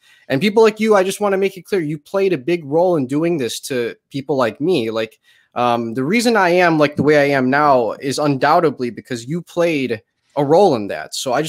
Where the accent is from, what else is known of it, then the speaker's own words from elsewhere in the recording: Colombia; despite the fact that I am a mestizo from Colombia whose parents fled during the drug wars of Pablo Escobar in the 90s.